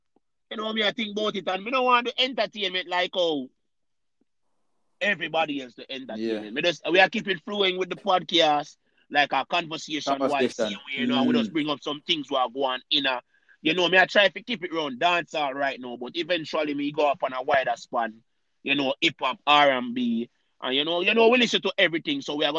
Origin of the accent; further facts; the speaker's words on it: Jamaica; As our Jamaican people that say